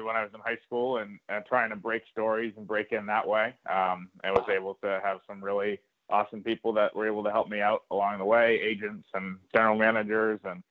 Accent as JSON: {"language": "English", "town": "Northborough", "region": "Massachusetts", "country": "United States", "tie": "born or raised there", "said": "I grew up in Massachusetts"}